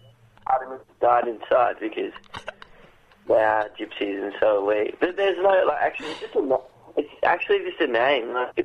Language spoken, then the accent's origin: English; Australia; now in England; I was born in Australia